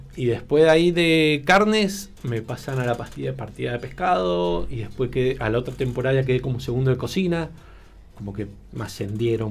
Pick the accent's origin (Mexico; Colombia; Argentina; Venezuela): Argentina; moved away as an adult; also born or lived in Spain / Tokyo, Japan; siendo argentino